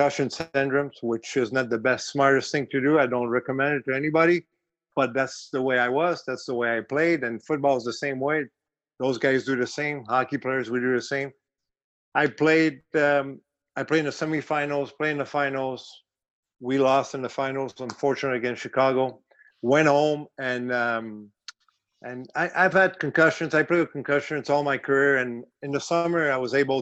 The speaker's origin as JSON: {"language": "English", "town": "Montreal", "region": "Quebec", "country": "Canada", "accent": "French Canadian", "moved": "yes", "said": "I'm French Canadian"}